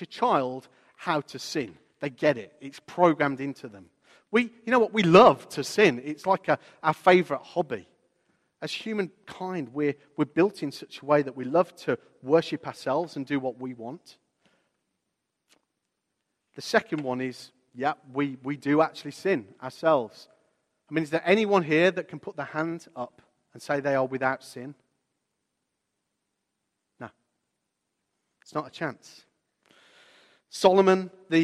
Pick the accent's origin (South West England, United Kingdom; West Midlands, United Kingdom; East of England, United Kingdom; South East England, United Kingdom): West Midlands, United Kingdom; Walsall; I remember the street, it was called the Sutton Road in my hometown of Walsall.